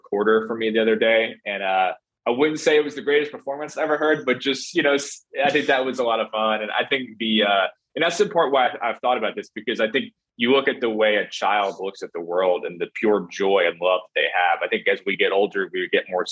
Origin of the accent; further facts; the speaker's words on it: New Jersey, United States; moved away; also born or lived in New York; growing up in New Jersey, working in New York